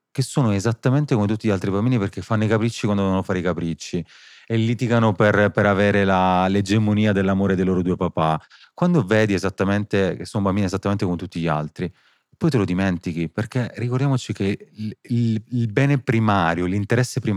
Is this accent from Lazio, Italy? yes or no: no; Sicily, Italy; Io da siciliano